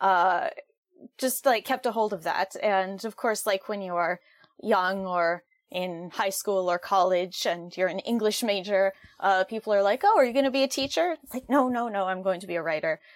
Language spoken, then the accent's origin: English; Western Massachusetts, United States; I am from Western Massachusetts.